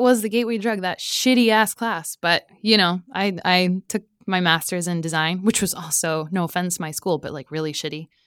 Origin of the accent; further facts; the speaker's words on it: Stockholm, Stockholm County, Sweden; also born or lived in Mexico; other than living there for three years, I grew up in Stockholm.